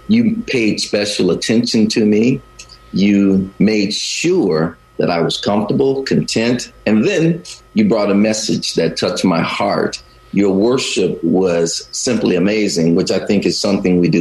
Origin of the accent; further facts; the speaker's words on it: the South, United States; also born or lived in Chicago / Great Lakes, Illinois; now in Bay Area, United States; I grew up in the South.